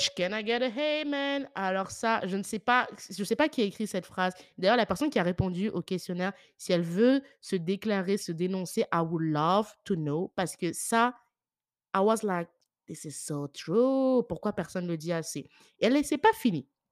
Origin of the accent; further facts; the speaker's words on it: France; now in Ireland; je suis née en France